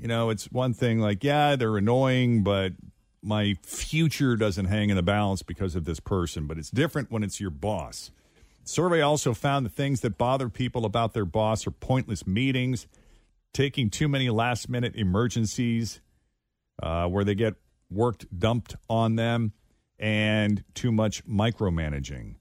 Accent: Massachusetts, United States; now in Cincinnati, United States; in my home state of Massachusetts

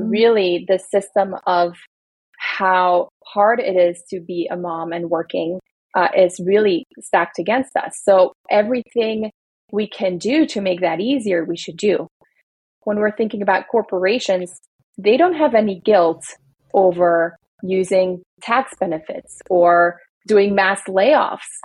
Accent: Belgium; now in United States; I grew up in Belgium where like all parents get money from the government just for being parents

